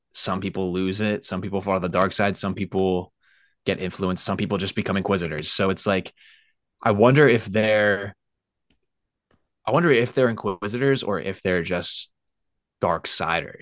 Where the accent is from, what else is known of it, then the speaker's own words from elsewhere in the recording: Lehigh Valley, Pennsylvania, United States; also born or lived in Alabama; I'm from Philly. Well, I'm from Lehigh Valley.